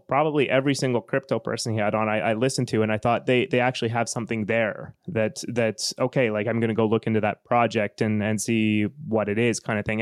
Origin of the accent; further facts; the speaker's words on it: Western Canada, Canada; moved away as an adult; now in Finland; I'm from Western Canada, the, the part of Canada where, uh, most of the economy is based on oil and gas.